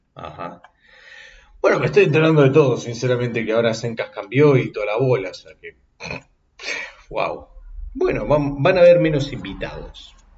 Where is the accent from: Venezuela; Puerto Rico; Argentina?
Argentina; yo como argentino